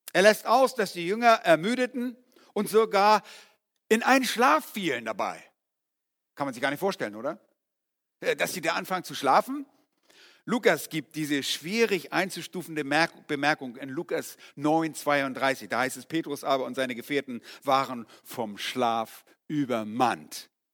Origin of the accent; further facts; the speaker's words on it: Germany; also born or lived in Yukon, Canada; bei uns in Deutschland